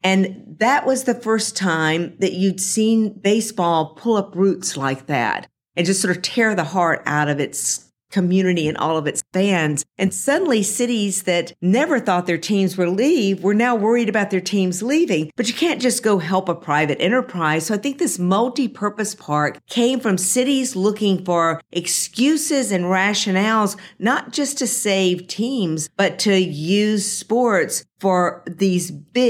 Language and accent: English; Jackson, Mississippi, United States; I grew up in Jackson, Mississippi, and we did not have a professional sports franchise in Mississippi.